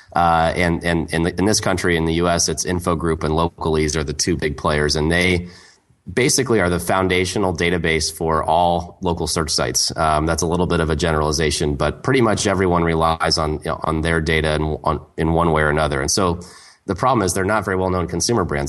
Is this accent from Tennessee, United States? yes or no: no; Portland, Oregon, United States; My hometown, Portland, Oregon